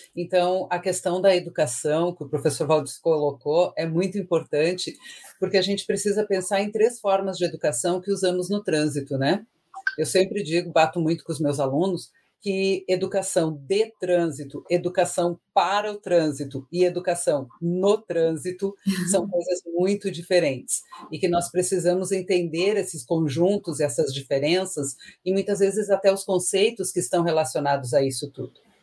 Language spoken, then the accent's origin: Portuguese; Rio Grande do Sul, Brazil; sou do Rio Grande do Sul